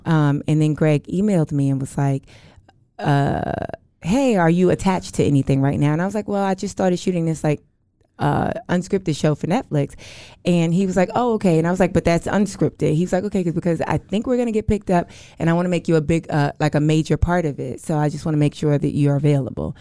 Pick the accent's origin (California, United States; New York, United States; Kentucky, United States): New York, United States; moved away as an adult; now in Los Angeles, United States; I, I'm from New York, but I live in L A.